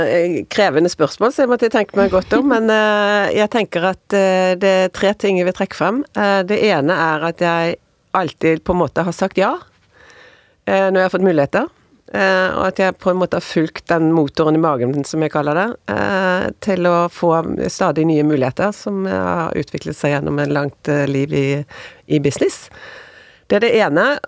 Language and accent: Norwegian; Bergen, Vestland, Norway; moved away as an adult; also born or lived in United States; now in Oslo, Norway; jeg flyttet fra Bergen til Oslo